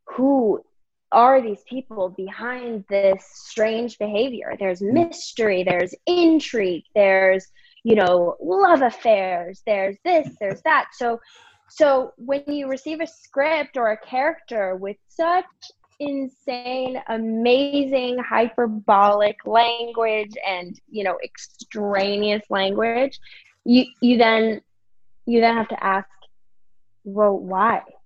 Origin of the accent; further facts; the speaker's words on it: Virginia, United States; also born or lived in New York; now in California, United States; I am actually from Virginia